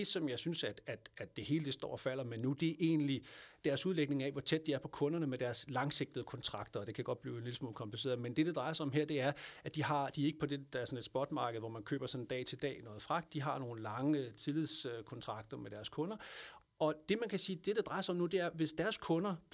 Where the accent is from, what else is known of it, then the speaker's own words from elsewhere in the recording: Lolland, Zealand, Denmark; kommer jeg selv fra Lolland